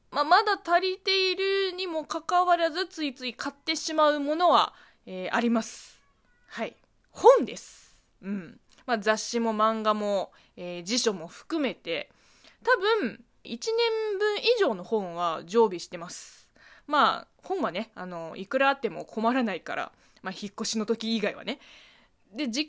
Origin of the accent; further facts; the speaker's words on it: China; Japanese is a second language; この番組は中国生まれ中国育ちの … があなたの質問に答えていく